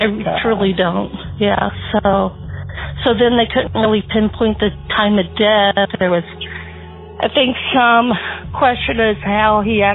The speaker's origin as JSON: {"language": "English", "town": "Canton", "region": "Illinois", "country": "United States", "tie": "born or raised there", "said": "I was born and raised in Canton, Illinois"}